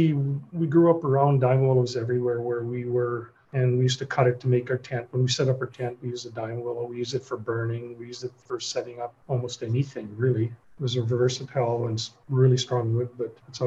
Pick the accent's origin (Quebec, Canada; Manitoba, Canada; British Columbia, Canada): Manitoba, Canada; The Pas; now in Winnipeg, Canada; I'm originally from the Paw. I grew up on one side of the river and the reserve was on the other.